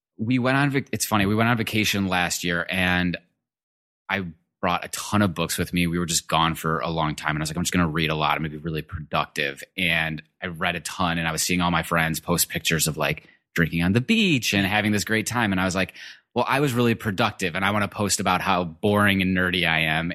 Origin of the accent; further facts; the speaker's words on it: Detroit, Michigan, United States; I'm originally from Michigan. I grew up in a suburb in Detroit.